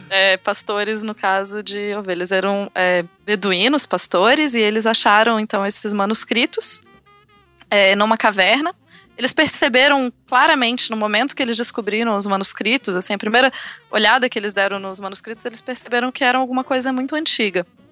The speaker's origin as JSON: {"language": "Portuguese", "town": "Rio Branco", "region": "Acre", "country": "Brazil", "tie": "born or raised there", "moved": "as an adult", "lives_now": "Birmingham, United Kingdom", "said": "eu nasci no Acre, sou acriana, de Rio Branco."}